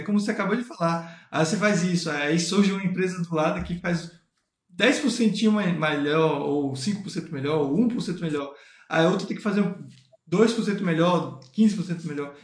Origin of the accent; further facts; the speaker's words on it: Northeast Region, Brazil; eu sou do Nordeste